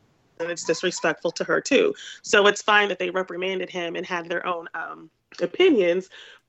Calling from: St. Louis, Missouri, United States; Hello, it's … in St. Louis.

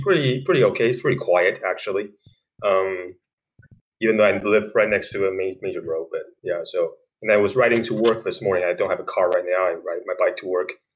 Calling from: Michigan, United States; I'm calling you from Michigan.

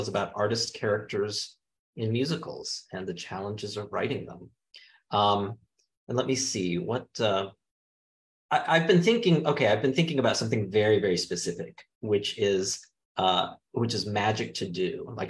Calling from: Houston, Texas, United States; I am zooming in from Houston, Texas, which is my summer home when I'm not teaching in New York.

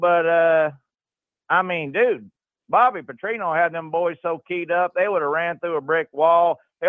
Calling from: Arkansas, United States; I'm calling from the great natural state of Arkansas

